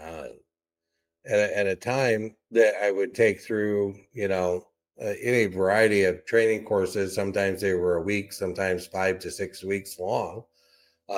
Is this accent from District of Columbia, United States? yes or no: no; Durant, Iowa, United States; I was from Durant